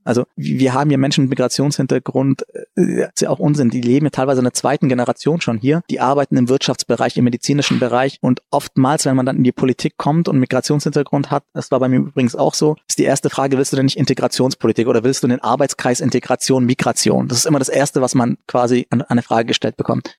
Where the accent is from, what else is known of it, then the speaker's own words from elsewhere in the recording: Germany; also born or lived in Frankfurt; hier bin ich aufgewachsen, hier habe ich eine große Chance bekommen und ähm, ist heute meine Heimat und mein Zuhause